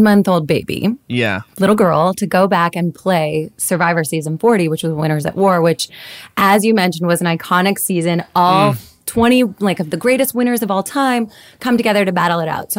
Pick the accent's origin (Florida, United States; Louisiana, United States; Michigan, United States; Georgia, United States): Georgia, United States; Marietta; I grew up in Marietta, Georgia